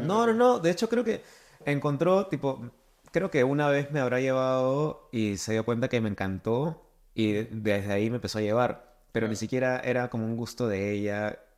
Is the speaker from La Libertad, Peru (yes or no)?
no; Lima, Peru; soy de Lima